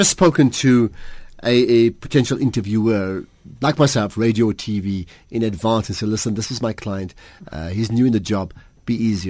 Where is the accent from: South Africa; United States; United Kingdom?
South Africa; It's my commitment as a South African to make myself available, you know, with pleasure.